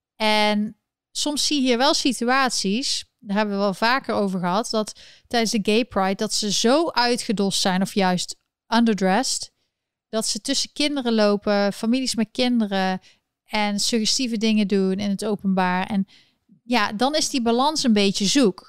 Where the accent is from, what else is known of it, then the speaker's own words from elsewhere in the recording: North Brabant, Netherlands; accent: Brabantse tongval; Ik kwam een beetje mijn Brabantse tongval naar boven